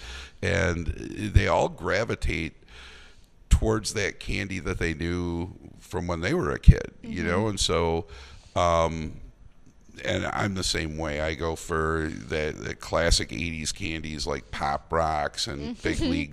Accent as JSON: {"language": "English", "town": "Eau Claire", "region": "Wisconsin", "country": "United States", "tie": "born or raised there", "said": "growing up in Eau Claire"}